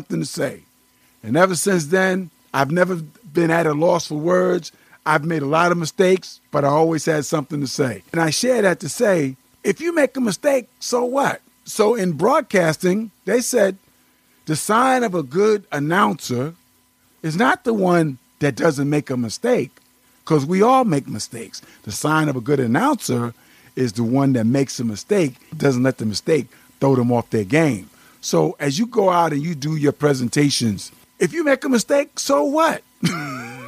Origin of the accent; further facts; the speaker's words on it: Amityville, New York, United States; the town that I grew up in Amityville, Long Island